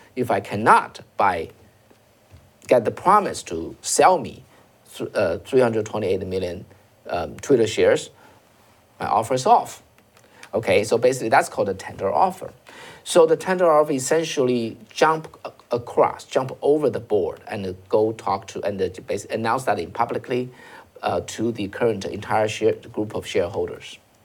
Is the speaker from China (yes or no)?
yes; China; moved away; I'm coming from China